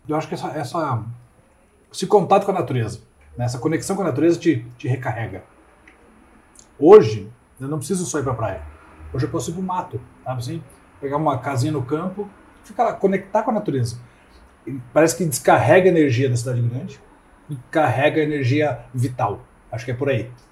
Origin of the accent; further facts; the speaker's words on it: Curitiba, Paraná, Brazil; Nasci em Curitiba, sou curitibano desde sempre